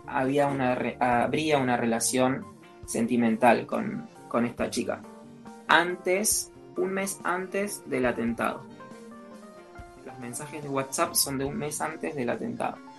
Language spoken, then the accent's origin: Spanish; Argentina; nuestro país, nuestra querida Argentina